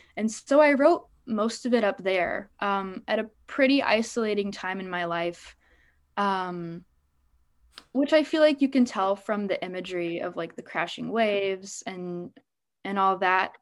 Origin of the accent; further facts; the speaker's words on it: Des Moines, Iowa, United States; born and raised in Des Moines